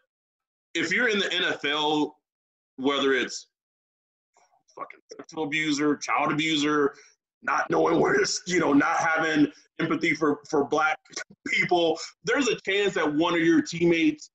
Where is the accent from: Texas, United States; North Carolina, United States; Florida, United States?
Texas, United States; I'm from Texas